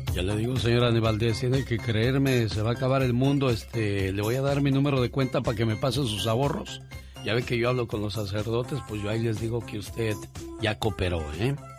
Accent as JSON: {"language": "Spanish", "country": "Mexico"}